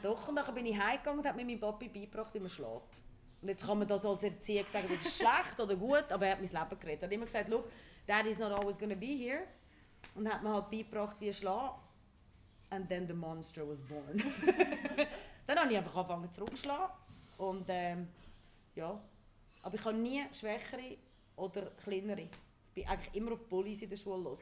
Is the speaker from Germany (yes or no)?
no; Ticino, Switzerland; moved away; also born or lived in Zurich; ich bin wirklich im Tessin aufgewachsen, aus irgendeinem Grund meint man immer, ich bin Zürcherin.